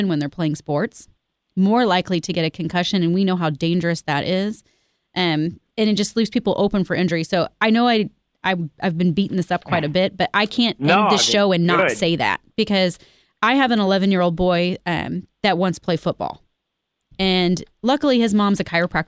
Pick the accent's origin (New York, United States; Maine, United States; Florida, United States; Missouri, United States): Missouri, United States; Independence; I grew up here. I grew up out in East Independence. And Kansas City is my home